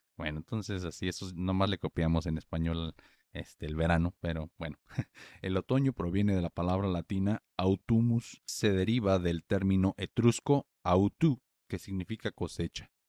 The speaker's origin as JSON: {"language": "Spanish", "town": "Morelia", "region": "Michoacán", "country": "Mexico", "tie": "born or raised there", "said": "en Morelia, que es la ciudad donde yo nací y crecí"}